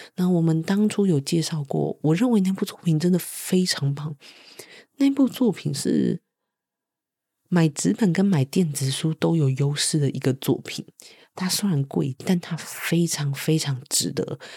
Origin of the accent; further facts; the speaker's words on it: Taiwan; moved away; Ye Taiwan